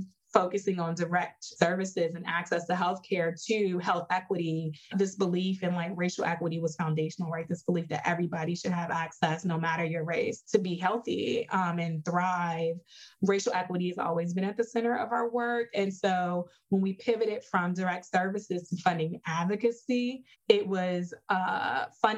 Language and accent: English; Chicago, Illinois, United States; I'm originally from Chicago, the South Side of Chicago